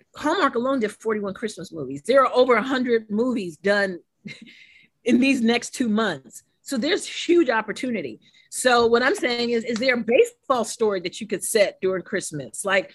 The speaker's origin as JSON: {"language": "English", "region": "St. Croix", "country": "U.S. Virgin Islands", "said": "I'm from St. Croix, the U.S. Virgin Islands, so you have us"}